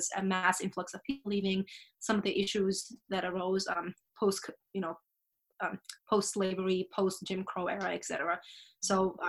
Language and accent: English; Switzerland; moved away; also born or lived in England / East Africa; growing up in Switzerland